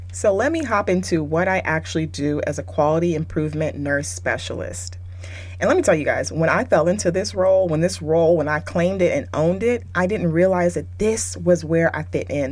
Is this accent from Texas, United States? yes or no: yes; Texas, United States; moved away as an adult; now in California, United States; I currently live in Cali, but I was raised and my my career started in Texas